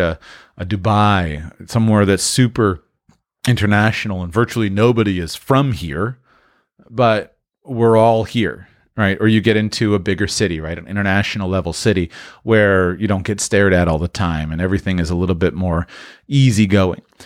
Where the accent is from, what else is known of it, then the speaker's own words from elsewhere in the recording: United States; moved away as an adult; I'm from the United States